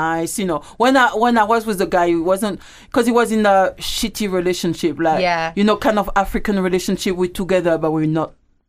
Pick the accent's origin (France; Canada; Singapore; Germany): France; moved away as an adult; I left France when I was 18.